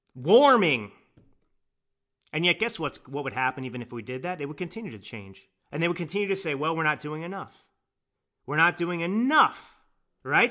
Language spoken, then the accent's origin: English; Dallas, Texas, United States; I grew up in Dallas, Texas.